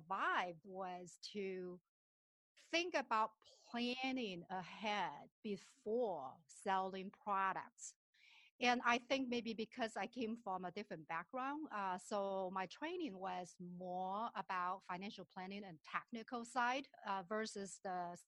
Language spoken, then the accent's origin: English; southern China, China; moved away as an adult; also born or lived in Shenzhen, China; now in Minnesota, United States; I was born and raised in China, and my parents were school teachers in a very remote village in southern part of China.